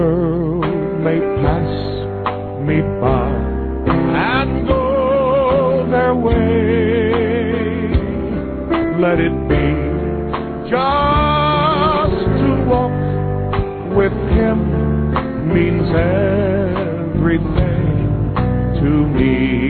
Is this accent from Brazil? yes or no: yes; Brazil; We grew up in Brazil on the mission field, and we both fala português.